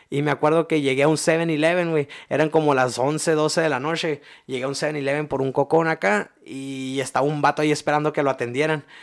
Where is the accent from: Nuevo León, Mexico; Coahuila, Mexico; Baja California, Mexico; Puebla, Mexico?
Baja California, Mexico; Ensenada; also born or lived in San Luis; yo soy de aquí de Ensenada, pero yo vengo de acá, salud, yo vengo de acá de San Luis